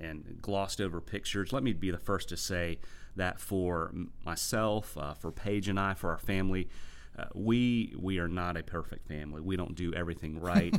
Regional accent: United States; also born or lived in South Carolina / Virginia; we hail from South Carolina and Virginia, which is a far cry from the Gulf Coast

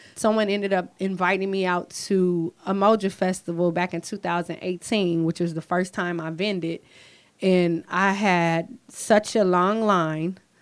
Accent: St. Louis, Missouri, United States; now in Renton, United States; Growing up in St. Louis was kind of rough

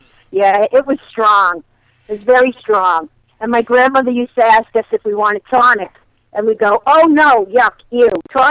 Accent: Connecticut, United States; now in Delaware, United States; I'm from Connecticut originally. So yes, I am a damned Connecticut Yankee.

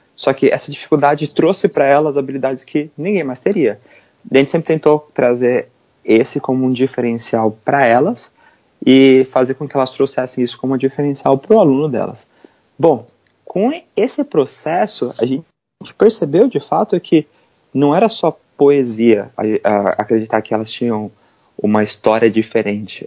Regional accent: São Paulo, Brazil; moved away as an adult; now in New York, United States; eu sou brasileiro, eu morava no, em São Paulo e eu me mudei para os Estados Unidos

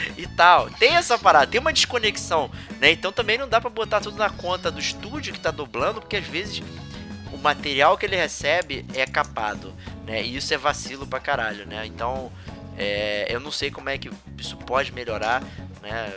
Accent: Rio de Janeiro, Brazil; accent: carioca; dubladores cariocas e tal, usando o nosso sotaque

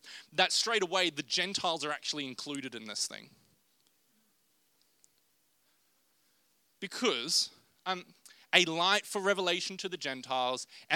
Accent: Rockhampton, Queensland, Australia; I'm from Rockhampton

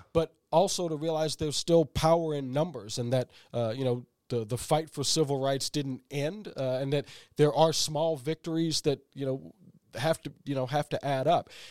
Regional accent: St. Louis, Missouri, United States; moved away; I'm originally from Saint Louis, Missouri

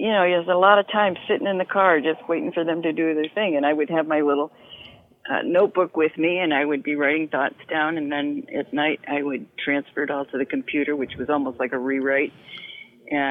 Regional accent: Rochester, New York, United States; moved away as an adult; now in California, United States; Rochester, which, you know, was my hometown

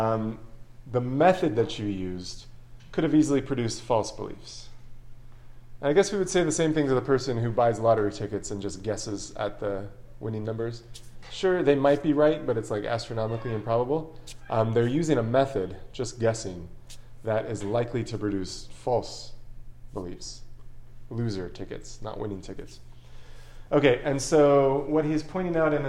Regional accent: Long Beach, California, United States; I was born in Long Beach, California.

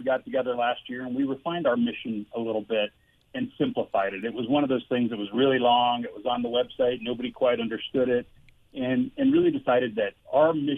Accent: Denver, Colorado, United States; the Denver Post, which was my hometown newspaper growing up

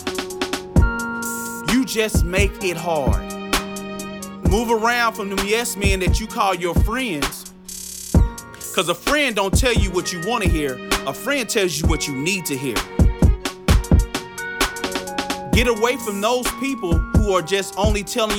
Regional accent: Dallas, Texas, United States; I'm from Dallas, Texas

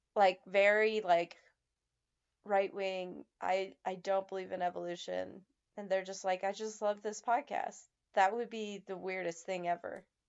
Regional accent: Nevada, United States; my home state of Nevada

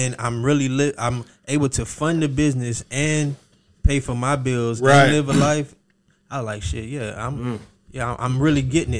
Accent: Miami, Florida, United States; moved away as an adult; also born or lived in Jacksonville; I'm from Miami. So a lot of people think, you know, I don't know what the hell they think. They think from Jacksonville, New York. I don't know, but I'm from Miami. So when I came to Jacksonville, that was like 2002 on a scholarship.

